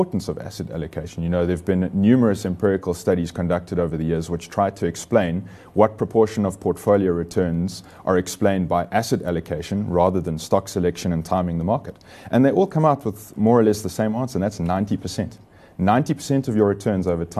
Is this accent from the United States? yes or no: no; South Africa; as South African investors